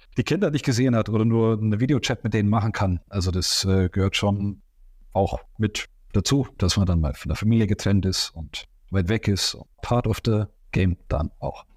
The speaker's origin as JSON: {"language": "German", "town": "Augsburg", "region": "Bavaria", "country": "Germany", "said": "ich komme aus Augsburg und der FC Augsburg liegt mir am Herzen"}